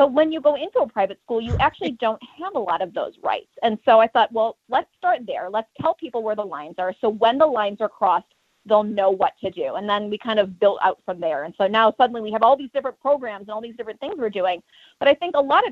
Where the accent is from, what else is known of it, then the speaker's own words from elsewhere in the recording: Chicago, Illinois, United States; moved away; I'm from Chicago originally